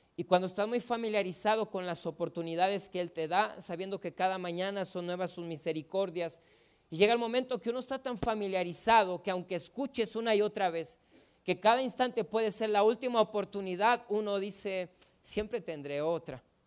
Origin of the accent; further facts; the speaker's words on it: Ciudad Juárez, Chihuahua, Mexico; Yo tengo una banda y es musical no crea que de delincuentes porque somos de Juárez, es una banda musical